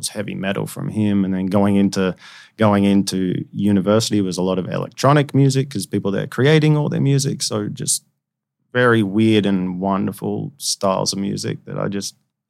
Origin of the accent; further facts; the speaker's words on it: Melbourne, Victoria, Australia; growing up in Australia, just older brother, two parents